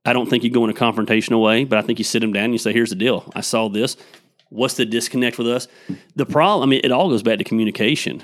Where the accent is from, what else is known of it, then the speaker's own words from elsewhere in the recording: Tecula, Georgia, United States; we grew up in Tecula